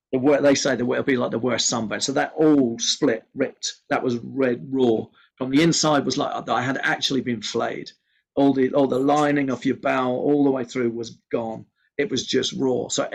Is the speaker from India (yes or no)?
no; Ireland; I'm Irish.